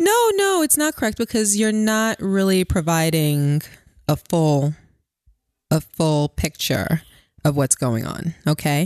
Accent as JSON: {"language": "English", "town": "New York City", "region": "New York", "country": "United States", "tie": "born or raised there", "also_born_or_lived": "Queens", "said": "I grew up in Brooklyn and then Queens."}